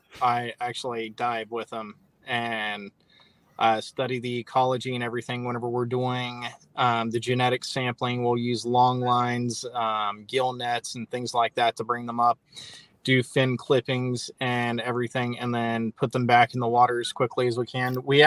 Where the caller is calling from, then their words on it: Corpus Christi, Texas, United States; Corpus Christi, Texas.